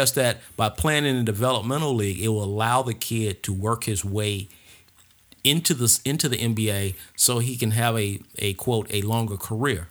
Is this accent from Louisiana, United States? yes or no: no; Atlanta, Georgia, United States; We grew up in the Grove Park section of, uh, Atlanta